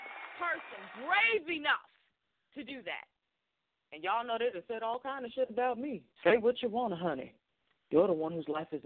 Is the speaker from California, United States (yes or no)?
no; Boston, Massachusetts, United States; I grew up in Jamaica Plains, which is like a hop, skip, and a jump away from Roxbury.